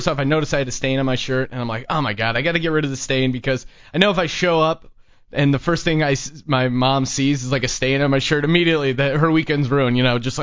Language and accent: English; Pennsylvania, United States; moved away; I grew up in Pennsylvania